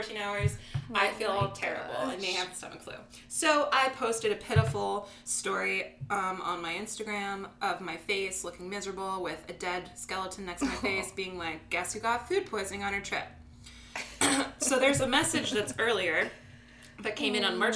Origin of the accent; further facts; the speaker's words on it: Iowa, United States; now in Brooklyn, United States; I'm from Iowa.